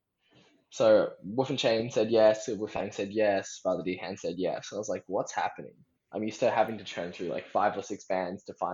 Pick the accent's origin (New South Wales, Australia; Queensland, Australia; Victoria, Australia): New South Wales, Australia; Sydney; I grew up at the Birdo, growing up in Sydney